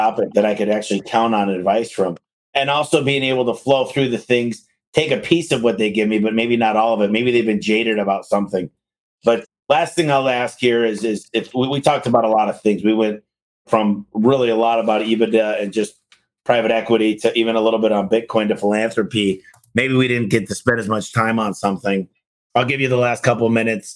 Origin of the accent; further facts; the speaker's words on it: Sterling Heights, Michigan, United States; I'm from Sterling Heights, 17 and Ryan